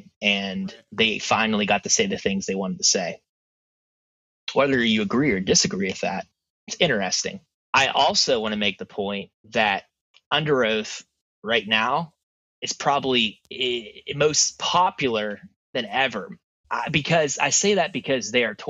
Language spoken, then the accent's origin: English; Pittsburgh, Pennsylvania, United States; I'm from Pittsburgh.